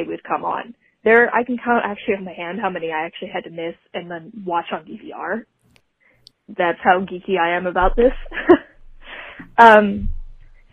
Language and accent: English; Ashland, Kentucky, United States; I'm from Ashland, Kentucky